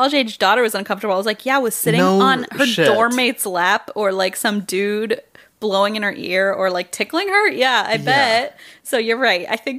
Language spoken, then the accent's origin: English; Wichita, Kansas, United States; I know comedy. I am from Wichita, so don't even fucking quit.